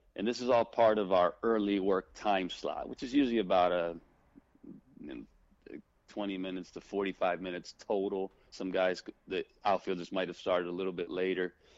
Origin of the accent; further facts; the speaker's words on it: United States; being uh born here, being American, speaking English, speaking Spanish fluently